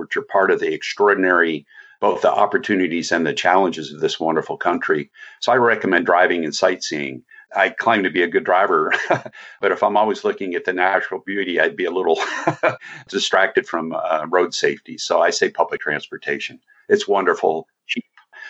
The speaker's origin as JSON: {"language": "English", "region": "New Jersey", "country": "United States", "accent": "New Jersey", "said": "my New Jersey accent."}